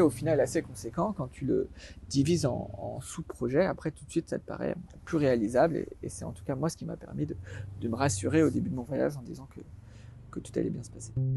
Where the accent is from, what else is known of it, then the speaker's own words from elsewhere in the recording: Alsace, Grand Est, France; moved away as an adult; also born or lived in Paris; je suis originaire d'Alsace